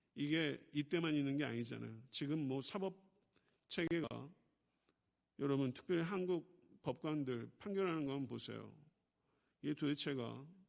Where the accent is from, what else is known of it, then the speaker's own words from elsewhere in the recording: Buyeo, South Chungcheong, South Korea; moved away; 제가 충청남도 구역은 동남리 453번지 제가 거기서 태어났거든요.